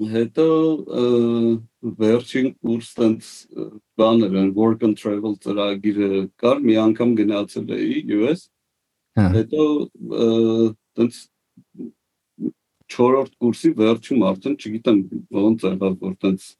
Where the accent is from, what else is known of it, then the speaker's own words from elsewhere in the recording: Yerevan, Armenia; also born or lived in Etchmiadzin; մեծացել եմ Երևանում